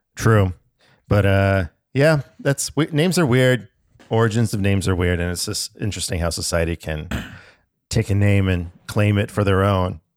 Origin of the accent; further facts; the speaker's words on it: Alaska, United States; I was born up in Alaska